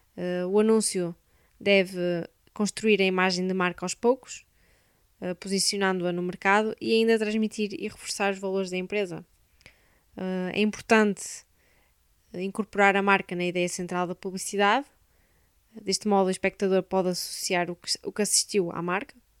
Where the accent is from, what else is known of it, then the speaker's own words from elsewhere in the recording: Braga, Norte, Portugal; sou de Braga